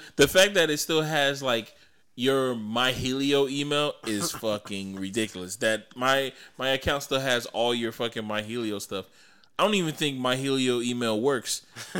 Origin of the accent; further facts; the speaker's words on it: Miami, Florida, United States; I'm from Miami. And they were like, Ohio? I'm like, no, I'm from Florida. Miami, Florida.